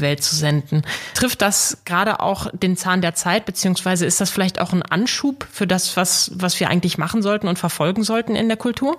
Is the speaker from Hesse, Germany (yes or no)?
no; Dortmund, North Rhine-Westphalia, Germany; now in Hamburg, Germany; Ich bin gebürtige Dortmunderin